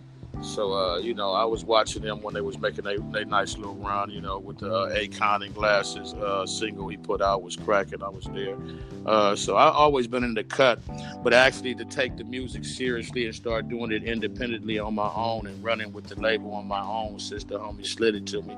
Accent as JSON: {"language": "English", "region": "East Coast", "country": "United States", "tie": "born or raised there", "said": "It's West Coast because I'm from the West Coast, but it's really a little bit of, it's really a little bit of everything because I'm a true hip-hop head. I grew up basically on the East Coast when hip-hop first started"}